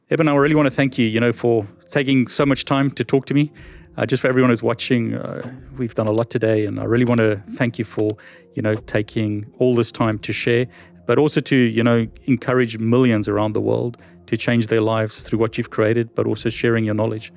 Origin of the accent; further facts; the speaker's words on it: South Africa; I'm from South Africa